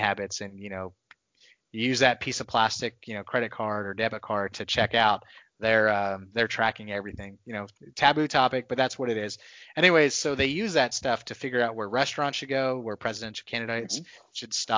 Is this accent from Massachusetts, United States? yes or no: no; Texas, United States; Texas is where I I grew up, I spent most of my life.